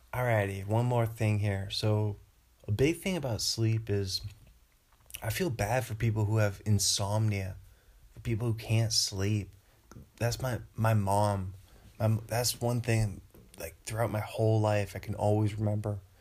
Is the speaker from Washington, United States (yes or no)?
yes; Bothell, Washington, United States; moved away; back home in Bothell